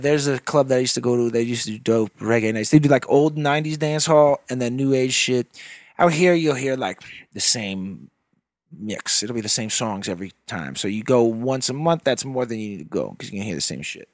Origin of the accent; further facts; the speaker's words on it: Nevis, St. Kitts & Nevis; moved away; Nevis is, like, the smaller of the two. That's the one I grew up on.